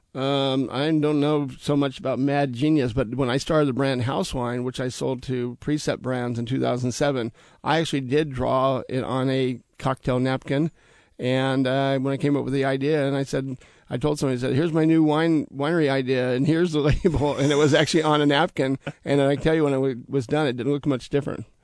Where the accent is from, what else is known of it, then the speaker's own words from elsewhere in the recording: Sacramento, California, United States; also born or lived in Copenhagen, Denmark; now in Walla Walla, United States; I'm originally from Sacramento, California